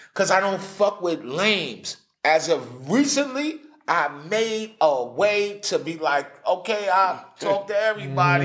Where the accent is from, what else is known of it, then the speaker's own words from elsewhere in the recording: New York City, New York, United States; I'm from New York City